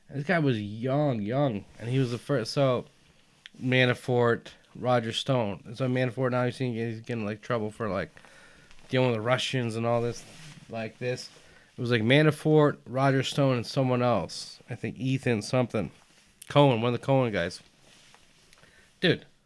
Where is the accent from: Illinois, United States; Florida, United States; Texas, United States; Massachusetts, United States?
Texas, United States; I am from Texas.